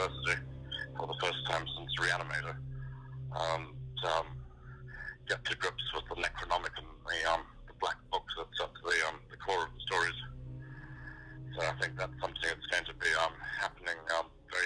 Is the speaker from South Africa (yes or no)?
yes; South Africa; being a South African, I've probably got some of that creative DNA as well.